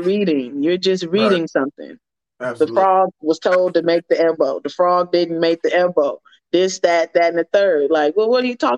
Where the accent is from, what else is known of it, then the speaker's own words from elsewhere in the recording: United States; I'm African American